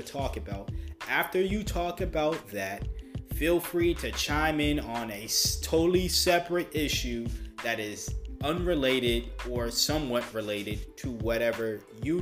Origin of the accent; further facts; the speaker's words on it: United States; as an American